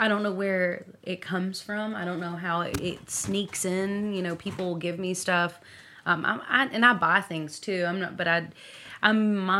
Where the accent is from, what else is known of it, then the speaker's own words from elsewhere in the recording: Owensboro, Kentucky, United States; moved away as an adult; also born or lived in Bowling Green, Kentucky / Louisville, Kentucky / Nashville, Tennessee; I avoided moving back to Owensboro for 15 years. I moved to Bowling Green. I lived here most. I've moved here twice now. Mm-hmm. And then I lived in Louisville and Nashville. And I just was like, I'll never move back to my hometown.